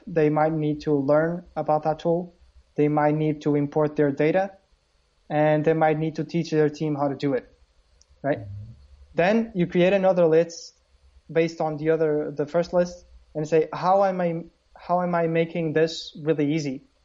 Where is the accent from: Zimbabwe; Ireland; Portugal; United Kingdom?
Portugal; Porto, Norte; i'm basically from porto portugal